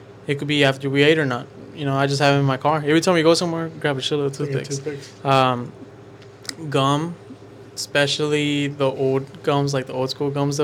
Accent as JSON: {"language": "English", "town": "Humble", "region": "Texas", "country": "United States", "said": "I'm from Humble."}